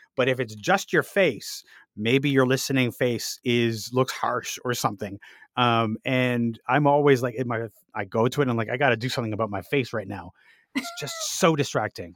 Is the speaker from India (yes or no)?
no; Canada; being Canadian